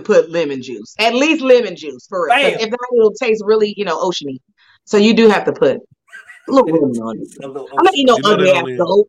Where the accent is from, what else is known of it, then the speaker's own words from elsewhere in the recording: California, United States; I'm American. I am from California.